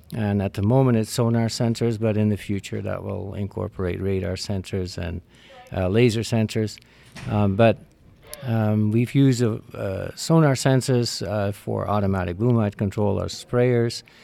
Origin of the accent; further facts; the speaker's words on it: Netherlands; now in Canada; born and raised in the Netherlands, came to Canada in seventy-nine with, uh, my parents.